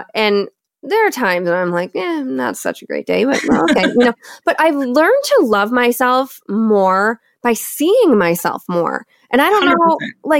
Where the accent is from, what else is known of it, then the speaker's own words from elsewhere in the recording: Michigan, United States; accent: Michigan; my Michigan accent?